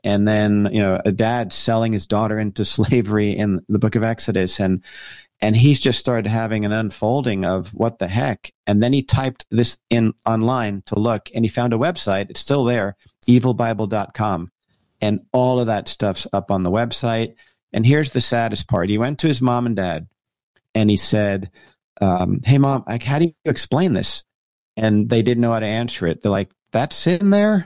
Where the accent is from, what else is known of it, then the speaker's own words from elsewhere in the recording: Paramus, New Jersey, United States; moved away as an adult; also born or lived in Colorado; born and raised in New Jersey, uh, person up in Paramus, New Jersey